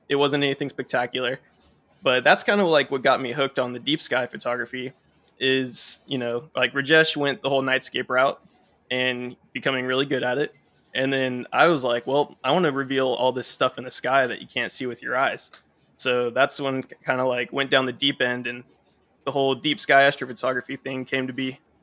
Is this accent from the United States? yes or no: yes; Dallas-Fort Worth area, Texas, United States; I was born and raised in the Dallas-Fort Worth area, so right in the big light pollution dome here